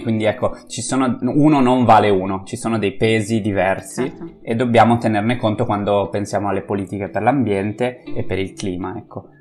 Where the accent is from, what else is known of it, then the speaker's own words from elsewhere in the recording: Friuli-Venezia Giulia, Italy; in un piccolo comune del Friuli, come per esempio eh, quello da dove vengo io